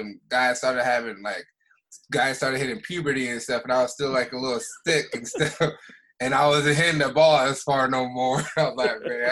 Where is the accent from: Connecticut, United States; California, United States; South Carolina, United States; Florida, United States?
Florida, United States; South; also born or lived in Montreal, Canada / Dollard-des-Ormeaux, Quebec; I was there until I was like 5 or 6. And then I moved down to South Florida. And that's where I spent a lot of my elementary, middle school, high school down there